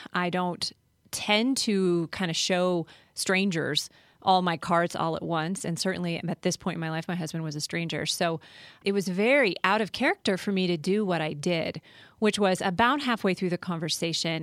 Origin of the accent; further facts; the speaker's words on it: Colorado, United States; also born or lived in California / Philadelphia / Washington, D.C.; I was born and raised in Colorado